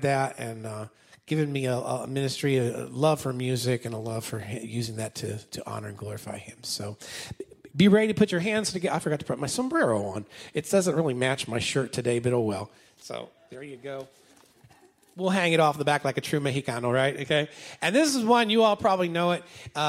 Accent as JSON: {"language": "English", "area": "Potomac District", "region": "Virginia", "country": "United States", "also_born_or_lived": "Ventnor, New Jersey", "said": "I'm originally from the Potomac District, Virginia"}